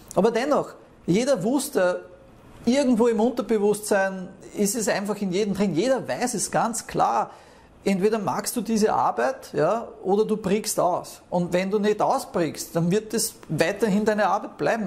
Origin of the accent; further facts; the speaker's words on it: Austria; moved away as an adult; Ich bin teilweise vier Stunden äh, von meinem Heimatort nach Wien gependelt